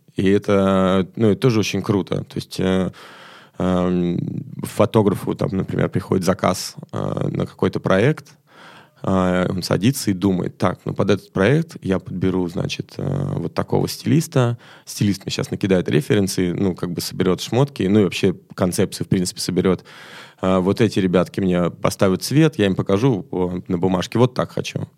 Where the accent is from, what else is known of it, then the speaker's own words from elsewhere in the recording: Moscow, Russia; я из Москвы